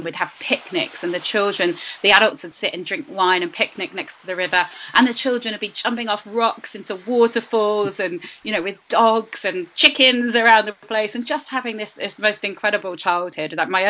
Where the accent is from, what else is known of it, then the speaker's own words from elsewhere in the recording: Fuengirola, Andalusia, Spain; also born or lived in north of England; So I grew up in a town, well, a subsidiary of a town called Fuengirola. I grew up in an area of Fuengirola called Los Boliches, which is an old fishing village. And in fact, when I moved there when I was 7 years old